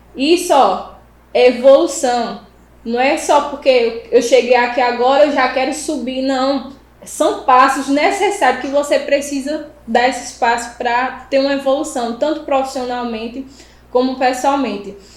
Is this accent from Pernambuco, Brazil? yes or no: yes; Buíque, Pernambuco, Brazil; Eu sou da cidade de Bimirim, é um interior, né? Ficar a 370 quilômetros, eu acho, do, da capital do Recife.